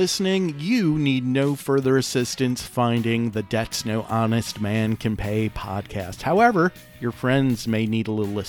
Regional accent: Detroit, Michigan, United States; So I grew up in Detroit, which means, well, technically, I grew up in the suburbs of Detroit, which means I grew up 20 minutes away from Windsor, Ontario, Canada

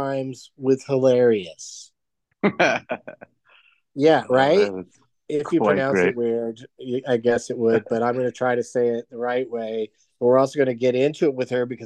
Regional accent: San Diego, California, United States; I grew up in San Diego

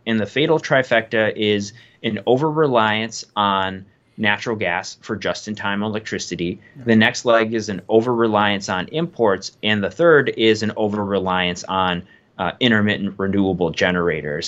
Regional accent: Wisconsin, United States; I grew up in Wisconsin, born and raised on a, on a dairy farm

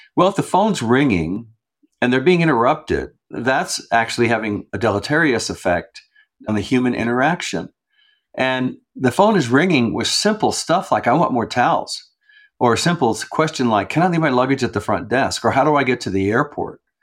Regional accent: New Mexico, United States; also born or lived in Santa Fe, New Mexico; I'm from New Mexico. I'm here in Santa Fe right now. This is where I've, I've lived all, most of my life

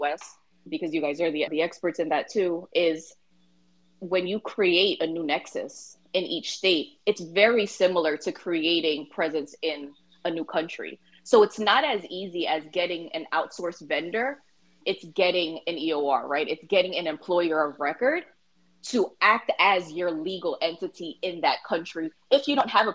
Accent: Philippines; I'm actually from the Philippines, my parents are from the Philippines

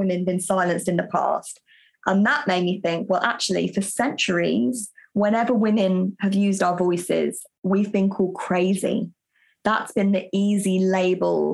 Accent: United Kingdom; I'm British

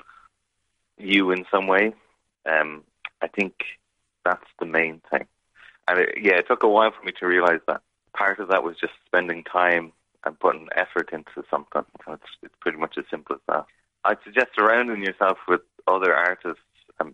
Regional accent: Kilkenny, Leinster, Ireland; moved away as an adult; also born or lived in Chicago; now in Glasgow, United Kingdom; I'm from Kilkenny City, by Kenny's Well, so Emmett Street

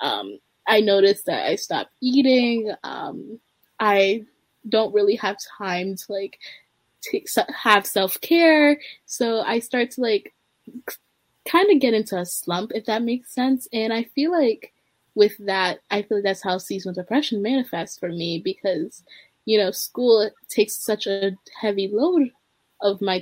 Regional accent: Baltimore, Maryland, United States; I am from Baltimore, Maryland, and I am a senior in high school

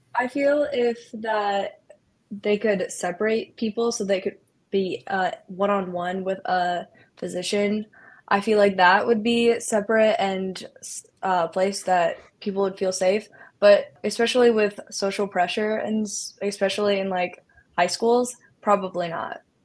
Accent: Iowa, United States; I'm from Iowa

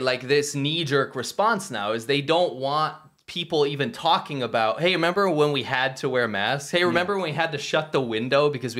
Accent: United States; Myself, I'm an American.

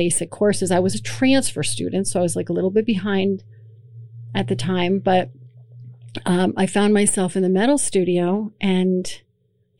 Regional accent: Emmaus, Pennsylvania, United States; now in Allentown, United States; I grew up in Emmaus

